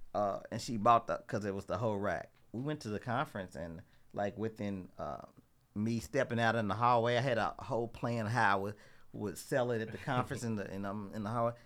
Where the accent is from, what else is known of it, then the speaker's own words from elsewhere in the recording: Louisville, Kentucky, United States; I'm originally from Louisville. Um, you know, I grew up in the west, west end part of Louisville.